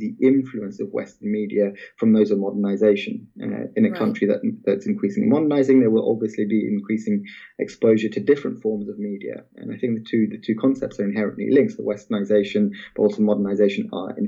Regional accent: Malaysia; I remember growing up in Malaysia at the time

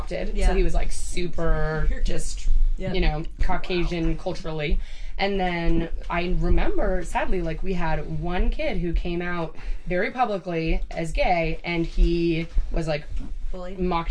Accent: Whidbey Island, Washington, United States; I'm from Whidbey Island

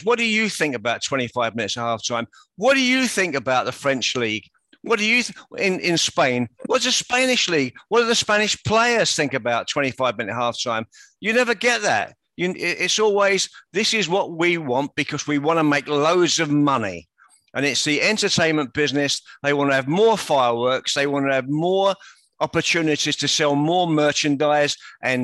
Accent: England, United Kingdom; now in United States; And I'm American. I'm an American citizen. But I was born in England.

